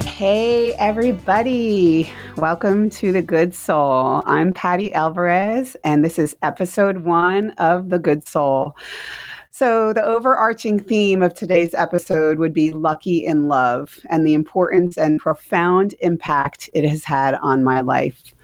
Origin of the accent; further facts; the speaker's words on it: New Jersey, United States; now in Mooresville, United States; we're from New Jersey. Everybody in North Carolina thinks that we're from New York, and I'm like, no, this isn't a New York accent